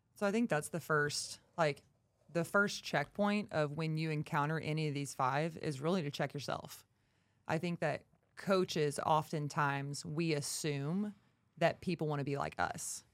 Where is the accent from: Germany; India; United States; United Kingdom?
United States; Texarkana; from Texarkana, been at B P R now for over four and a half years